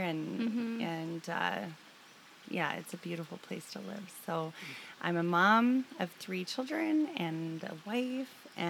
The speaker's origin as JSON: {"language": "English", "area": "Lower Mainland", "region": "British Columbia", "country": "Canada", "tie": "born or raised there", "moved": "as an adult", "lives_now": "Kelowna, Canada", "said": "I was born in Kelowna, but I was picked up from the hospital and then transplanted into the Lower Mainland. That's where I grew up."}